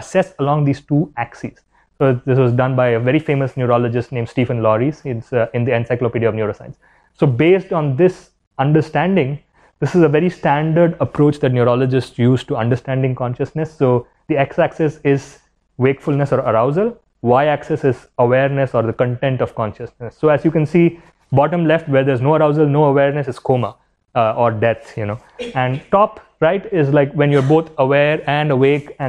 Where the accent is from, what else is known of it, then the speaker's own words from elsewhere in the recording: India; as an Indian